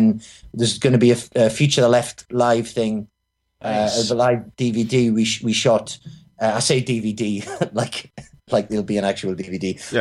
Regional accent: Newcastle upon Tyne, North East England, United Kingdom; Newcastle, where I'm from

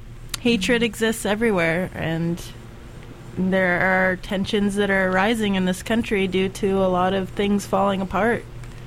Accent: Florida, United States; moved away; I grew up in Florida

